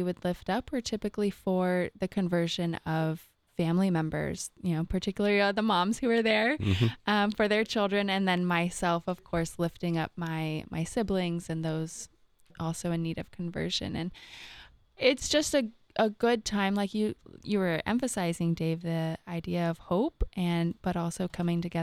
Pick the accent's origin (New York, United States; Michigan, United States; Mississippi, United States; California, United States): California, United States; Southern; now in Columbus, United States; I'm from Southern California